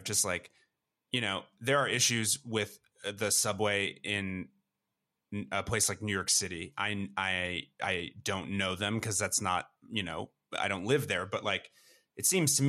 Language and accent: English; Toronto, Ontario, Canada; a place like the Junction in Toronto, which is a neighborhood that I grew up in the West End.